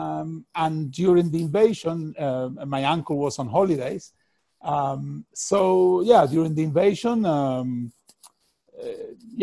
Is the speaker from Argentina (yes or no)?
yes; Argentina; moved away; I'm from Argentina.